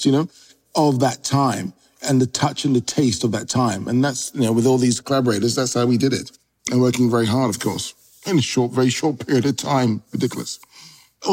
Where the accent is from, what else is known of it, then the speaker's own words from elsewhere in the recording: London, United Kingdom; also born or lived in Notting Hill, London; I was born within a mile of Notting Hill. We grew up in Shepherd's Bush, was the next door neighborhood